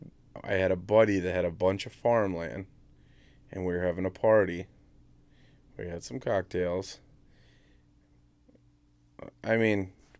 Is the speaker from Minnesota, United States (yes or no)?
yes; Minnesota, United States; I'm from Minnesota. I'm a Minnesota fan, so yes.